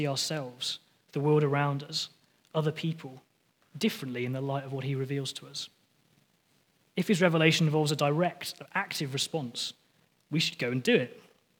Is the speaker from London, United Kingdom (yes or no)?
no; near the Lake District, North West England, United Kingdom; moved away; I was born just near the Lake District down in England.